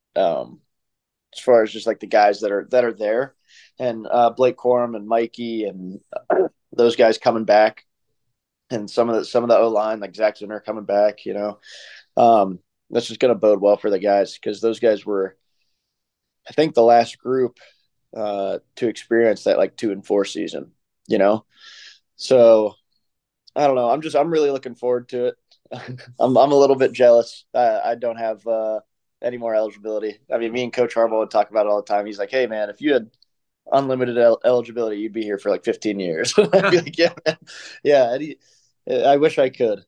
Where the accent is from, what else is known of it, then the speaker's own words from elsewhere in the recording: Columbus, Ohio, United States; also born or lived in Michigan; I'm from Columbus